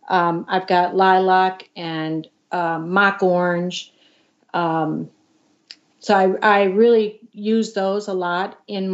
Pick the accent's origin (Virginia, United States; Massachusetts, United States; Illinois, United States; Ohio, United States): Illinois, United States; Chicago; moved away as an adult; I grew up in the Chicago area.